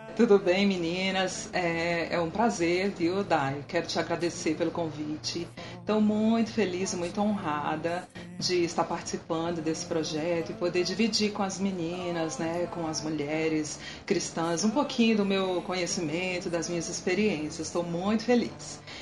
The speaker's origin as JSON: {"language": "Portuguese", "town": "Brasília", "region": "Federal District", "country": "Brazil", "tie": "born or raised there", "said": "eu nasci aqui em Brasília mesmo"}